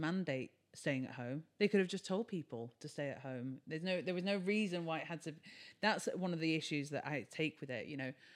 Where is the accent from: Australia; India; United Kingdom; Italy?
United Kingdom; Brighton, South East England; we started events in Brighton, which is my hometown